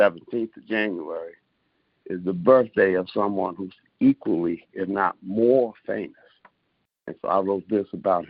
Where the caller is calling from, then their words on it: Rochester, New York, United States; I'm calling from Rochester, New York